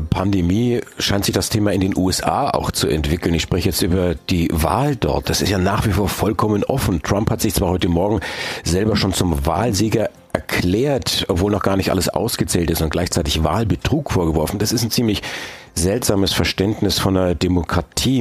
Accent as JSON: {"language": "German", "country": "Germany", "said": "bei uns in Deutschland"}